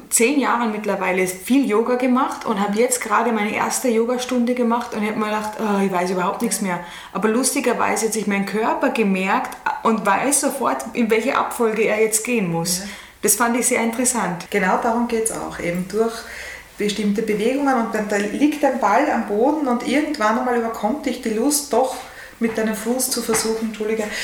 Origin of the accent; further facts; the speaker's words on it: Vienna, Austria; Ja, ich habe lange überlegt, weil ich bin ja wirklich an der Grenze aufgewachsen zwischen 18 und 19.